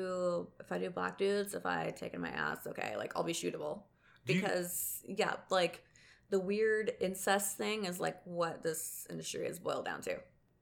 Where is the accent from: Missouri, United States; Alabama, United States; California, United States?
Alabama, United States; I'm from Alabama, so our slogan is, at least we're not Mississippi.